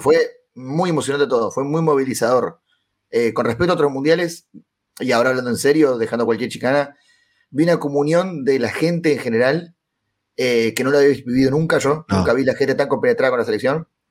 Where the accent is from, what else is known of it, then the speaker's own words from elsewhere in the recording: Córdoba, Argentina; now in Buenos Aires, Argentina; yo soy de Córdoba, pero vivo en Buenos Aires, entonces tengo mi familia allá